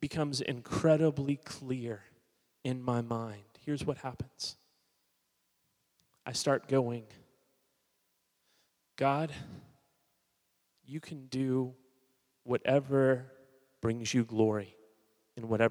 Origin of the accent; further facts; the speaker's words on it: Miami, Florida, United States; also born or lived in Hollywood, Florida; I was born in 1980 in Miami, Florida. I'm not Southern by any means. I'm a South Floridian.